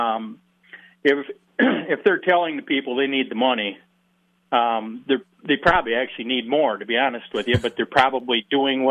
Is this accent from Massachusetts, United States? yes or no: no; Holmen, Wisconsin, United States; I'm from Holman